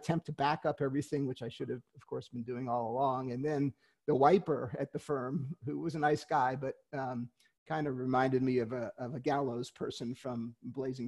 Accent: New York City, New York, United States; moved away; also born or lived in Kansas City; I grew up in Queens

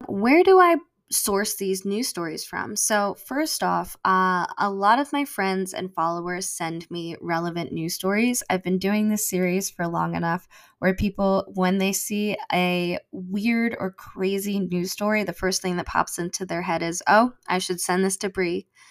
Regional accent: United States; I am American-born and raised

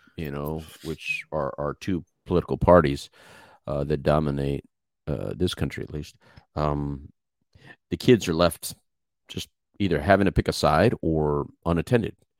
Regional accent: Texas, United States; People always trying to figure out my accent. And then I say I'm from Texas

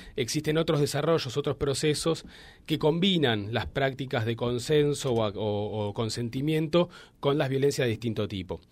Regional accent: Argentina; Yo soy de Buenos Aires eh, soy egresado licenciado y doctor de la Universidad de Buenos Aires

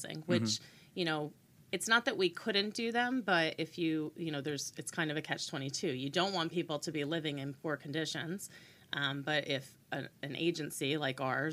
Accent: Brick, New Jersey, United States; moved away as an adult; also born or lived in New Hampshire; I grew up in Bricktown

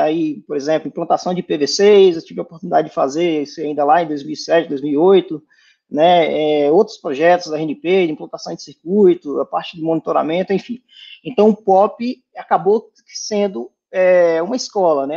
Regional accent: Irecê, Bahia, Brazil; moved away; eu sou de Irecê, na Bahia, né, interior da Bahia

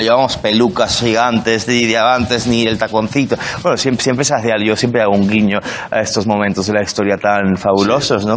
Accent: Spain; moved away; also born or lived in London; soy el español de clase

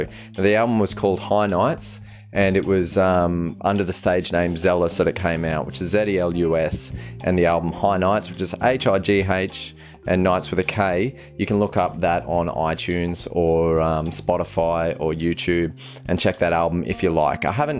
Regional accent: Australia; I'm a father and loving husband of a small family of four, and I'm from Australia. You might be able to tell with the accent there.

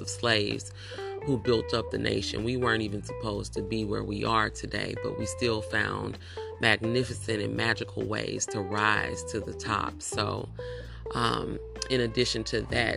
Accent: United States; Afro descendants of slaves living in America

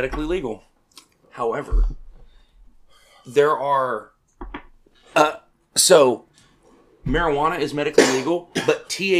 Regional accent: Arkansas, United States; I'm from Arkansas.

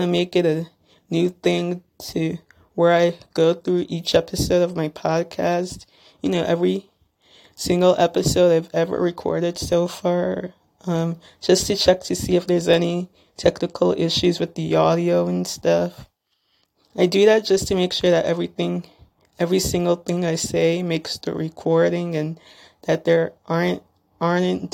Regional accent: Little Ferry, New Jersey, United States; I'm from Little Ferry, New Jersey

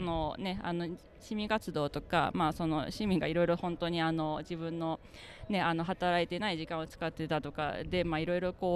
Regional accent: Uji, Kyoto, Japan; moved away as an adult; also born or lived in Offenbach am Main, Germany; now in Germany; 京都の宇治市です。

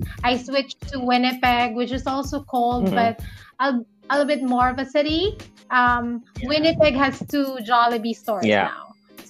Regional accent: Philippines; moved away as an adult; also born or lived in Saskatchewan, Canada; now in Canada

